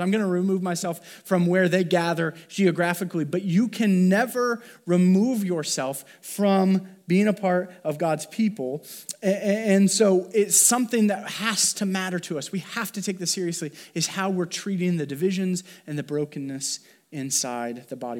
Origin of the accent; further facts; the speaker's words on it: Columbia City, Indiana, United States; I grew up in Columbia City, Indiana, the Midwest